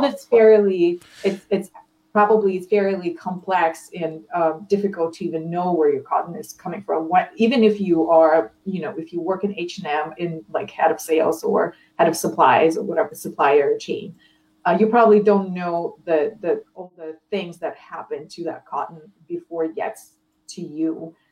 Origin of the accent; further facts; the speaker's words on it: Ukraine; I'm, I'm not American. Yeah, I, am Ukrainian